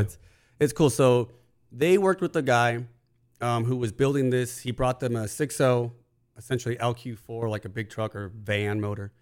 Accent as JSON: {"language": "English", "region": "California", "country": "United States", "tie": "born or raised there", "said": "as a kid growing up in California"}